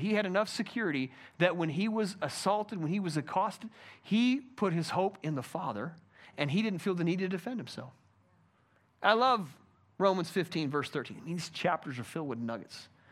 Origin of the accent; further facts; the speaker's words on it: United States; I'm an American